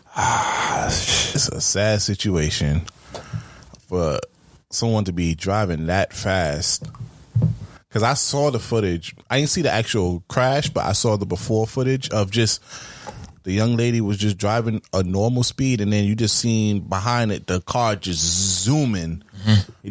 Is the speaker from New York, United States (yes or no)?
yes; New York, United States; I'm from New York